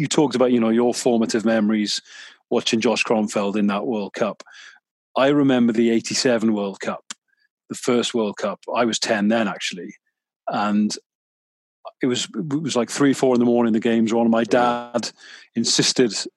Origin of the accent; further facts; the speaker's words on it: Mid Wales, United Kingdom; growing up in Mid Wales as I did